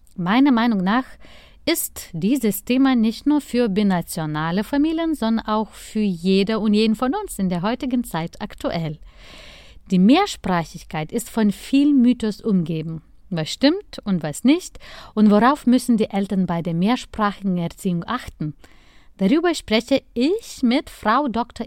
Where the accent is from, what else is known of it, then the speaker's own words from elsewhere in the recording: Lithuania; moved away; mein Heimatland